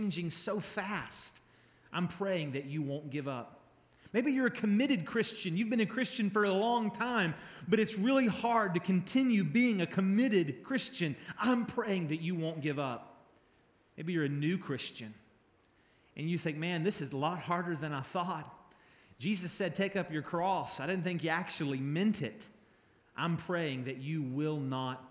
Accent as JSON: {"language": "English", "town": "Charleston", "region": "West Virginia", "country": "United States", "tie": "born or raised there", "also_born_or_lived": "Kentucky", "moved": "as an adult", "said": "I grew up here. I was born in Charleston."}